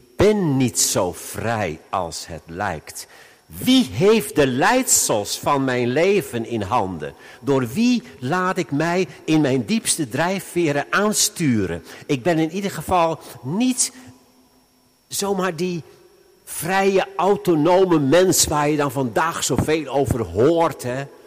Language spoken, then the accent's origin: Dutch; Veluwe, Gelderland, Netherlands; bij ons op de Veluwe.